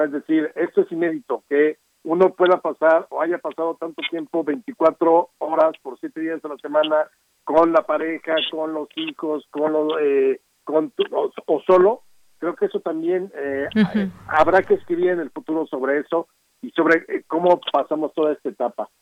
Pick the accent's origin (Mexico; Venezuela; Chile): Mexico; todos somos mexicanos